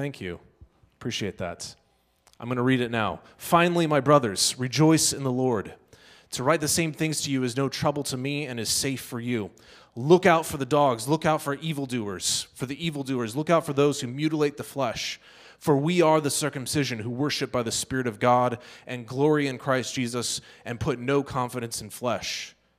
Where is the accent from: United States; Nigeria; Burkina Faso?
Burkina Faso; Dedougou, Boucle du Mouhoun; That's because I grew up in the Sahel region of West Africa.